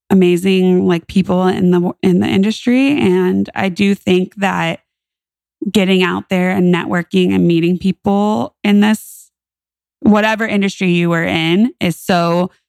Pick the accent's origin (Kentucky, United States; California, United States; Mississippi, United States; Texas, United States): California, United States; born there; I moved back to California. And I say back to California because I was born in California.